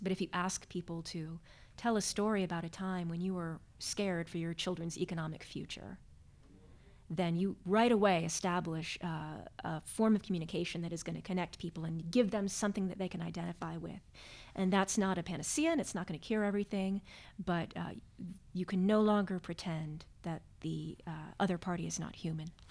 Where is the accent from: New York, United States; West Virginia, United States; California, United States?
West Virginia, United States; Morgantown; moved away as an adult; also born or lived in Amherst, Massachusetts; I was born and raised in Morgantown, West Virginia, another college town